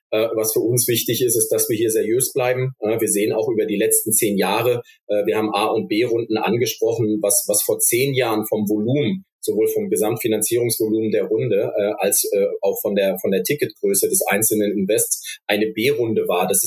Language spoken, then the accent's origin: German; Stuttgart, Baden-Württemberg, Germany; weil hier gerade als Stuttgarter kann ich das sagen.